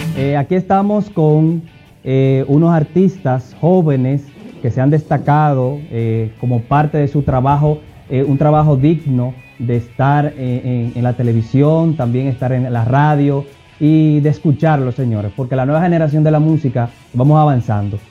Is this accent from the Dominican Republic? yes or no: yes; Dominican Republic; aquí República Dominicana, dominicano soy.